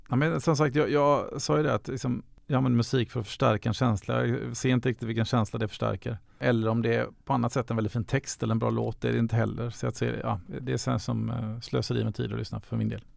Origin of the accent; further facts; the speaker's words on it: Gothenburg, Västra Götaland, Sweden; Jag är född, uppvuxen i Göteborg